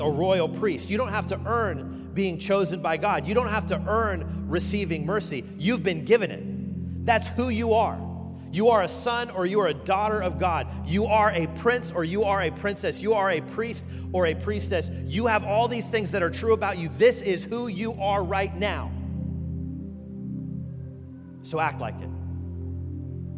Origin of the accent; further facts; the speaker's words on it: Kansas, United States; moved away; I'm from Kansas